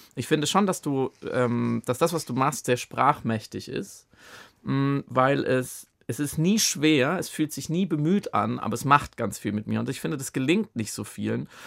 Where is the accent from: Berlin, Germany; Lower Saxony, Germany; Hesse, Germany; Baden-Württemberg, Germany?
Baden-Württemberg, Germany; ich komme auch aus Baden, ganz ursprünglich